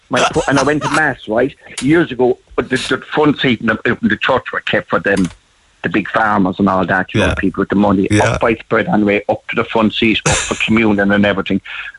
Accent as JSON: {"language": "English", "area": "Tipperary", "region": "Munster", "country": "Ireland", "tie": "born or raised there", "also_born_or_lived": "Dublin", "moved": "yes", "said": "I was brought up in Ballinale, it's a little village in Tipperary"}